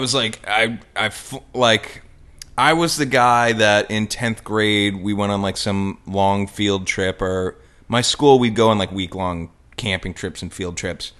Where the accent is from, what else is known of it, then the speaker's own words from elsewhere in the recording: Sun Valley, Idaho, United States; moved away; also born or lived in St. Louis; My high school years were in Sun Valley, Idaho, which is a little ski resort town, okay. and that's where I considered I grew up